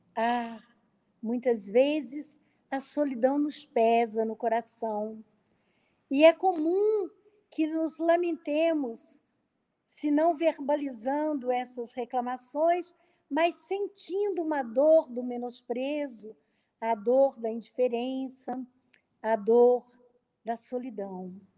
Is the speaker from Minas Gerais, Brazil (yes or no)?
yes; interior of Minas Gerais, Brazil; Eu sou do interior de Minas